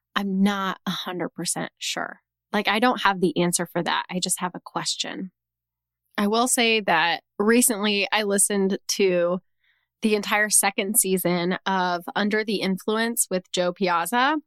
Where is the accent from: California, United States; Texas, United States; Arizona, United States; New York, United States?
Texas, United States; my home state of Texas